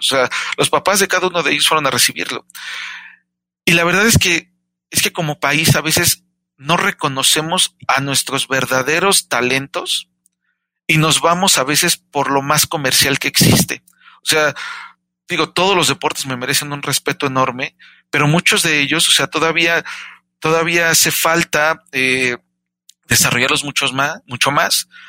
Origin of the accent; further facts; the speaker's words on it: Mexico; Yo soy mexicano